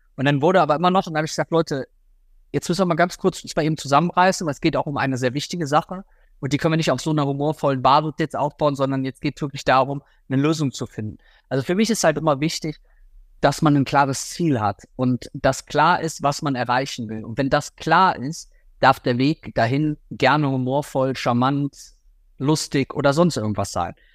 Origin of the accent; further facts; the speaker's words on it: Rhineland, Germany; bei uns im Rheinland